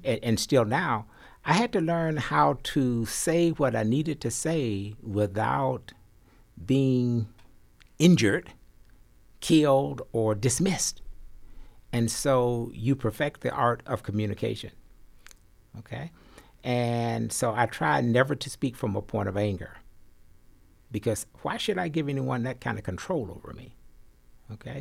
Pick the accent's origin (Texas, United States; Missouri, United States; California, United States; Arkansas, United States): Arkansas, United States; every boy growing up in Arkansas and other parts of the South, we had to take agriculture